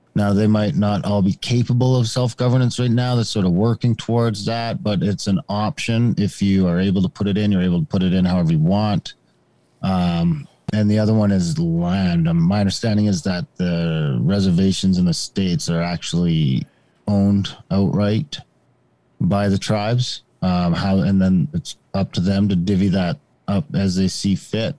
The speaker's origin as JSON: {"language": "English", "country": "Canada", "tie": "born or raised there", "said": "I grew up in Indian country, um, basically in a small town, small mining town that would be an Indian reserve"}